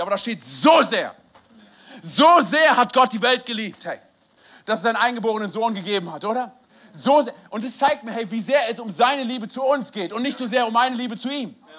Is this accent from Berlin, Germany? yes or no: yes; Berlin, Germany; moved away; also born or lived in Wiesbaden / Frankfurt; bin gebürtiger Berliner